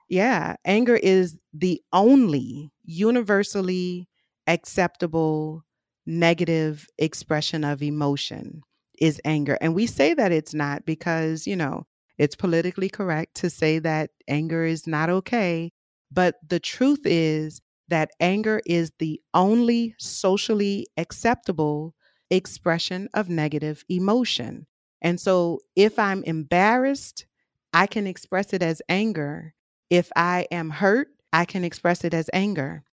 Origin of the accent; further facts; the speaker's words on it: New Orleans, Louisiana, United States; I'm from New Orleans, born and raised